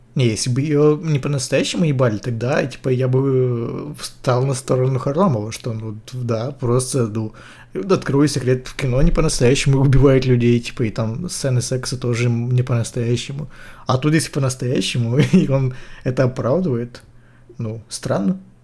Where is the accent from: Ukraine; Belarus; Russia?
Ukraine; я украинец